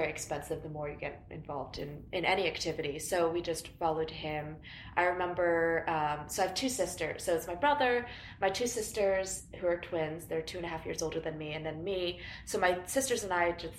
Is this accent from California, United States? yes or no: yes; Long Beach, California, United States; we grew up in Long Beach